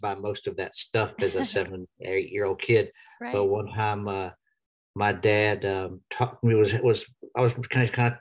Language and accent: English; Nashville, Tennessee, United States; also born or lived in Texas; I was born in Texas, but I grew up here in Nashville. We moved here when I was about 6 years old